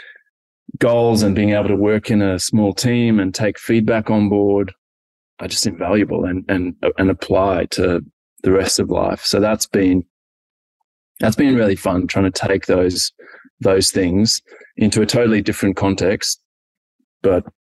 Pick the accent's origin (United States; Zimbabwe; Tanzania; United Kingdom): Zimbabwe; now in Australia; growing up in Zimbabwe